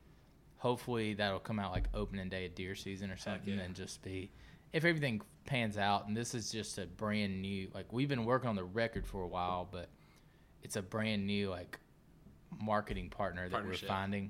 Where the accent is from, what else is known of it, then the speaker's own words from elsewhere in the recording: South Georgia, United States; I grew up in South Georgia